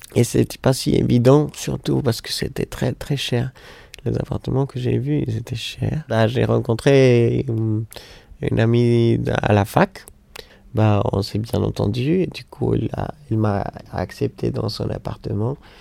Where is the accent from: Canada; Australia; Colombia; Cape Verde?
Colombia; Bogotá; French is a second language; moved away as an adult; now in Paris, France; Je viens de la Colombie.